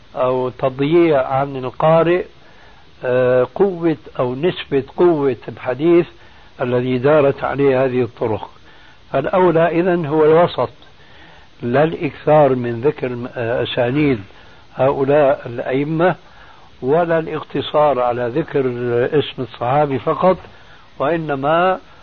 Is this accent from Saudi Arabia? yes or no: no; Syria; عندنا في سوريا